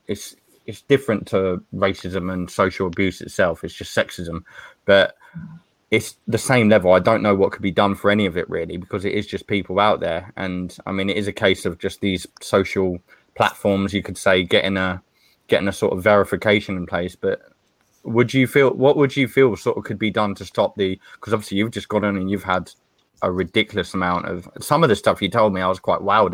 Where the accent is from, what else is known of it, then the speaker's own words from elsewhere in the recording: Stevenage, East of England, United Kingdom; I'm from Hertfordshire, Stevenage, and I support Stevenage League Two